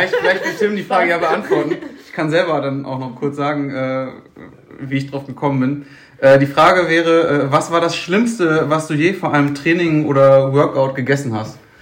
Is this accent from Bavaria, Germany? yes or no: no; Bottrop, North Rhine-Westphalia, Germany; ich komme aus Bottrop-Kirchhellen